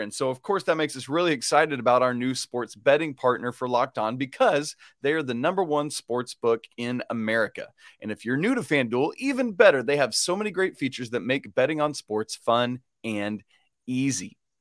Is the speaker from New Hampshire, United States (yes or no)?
no; Atlanta, Georgia, United States; I grew up in Atlanta